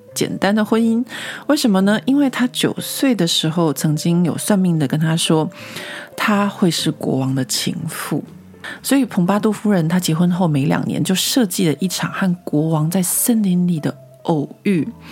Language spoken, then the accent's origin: Chinese; Taiwan; now in Paris, France; 我自己小时候在台湾长大念历史课的经验